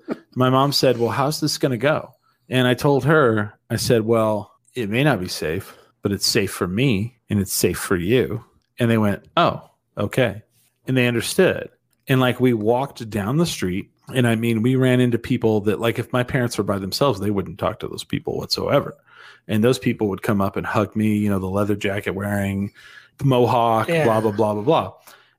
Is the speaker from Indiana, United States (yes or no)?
no; New Mexico, United States; I'm from New Mexico.